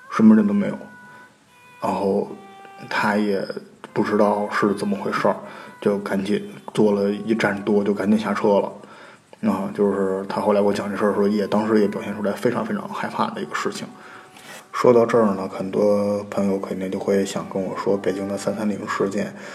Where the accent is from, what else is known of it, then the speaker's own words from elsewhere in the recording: Northeast China, China; 因为我们家是东北的